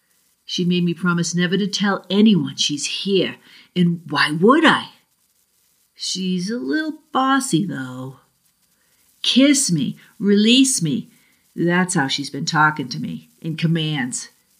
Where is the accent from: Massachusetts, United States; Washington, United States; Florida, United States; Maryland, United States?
Massachusetts, United States; accent: Boston; And for those who know me, I'm from the South Shore of Boston, so I'll see if I can regain some of my New England accent.